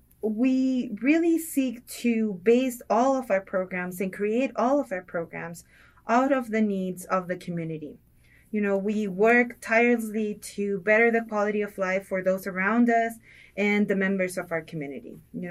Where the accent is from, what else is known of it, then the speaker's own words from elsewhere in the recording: Ciudad Juárez, Chihuahua, Mexico; moved away as an adult; now in El Paso, United States; I was born in Ciudad Juarez. I was born and raised, was there until high school, moved to El Paso to go to college, and then stayed here. I've been here for quite some time now, not to date myself, but I've been here for quite some time in El Paso.